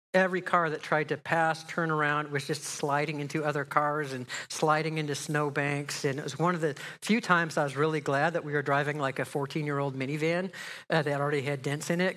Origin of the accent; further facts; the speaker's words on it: just outside of Chicago, Illinois, United States; moved away as an adult; also born or lived in Pasadena, California; now in Menlo Park, United States; I grew up just outside of Chicago